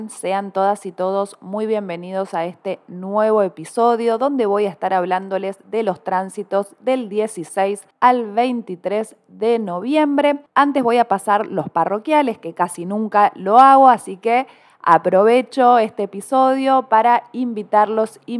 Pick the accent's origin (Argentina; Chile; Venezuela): Argentina; Córdoba; born there; No se me nota la tonada porque nací en el interior de Córdoba, pero aquí vivo en esta bellísima ciudad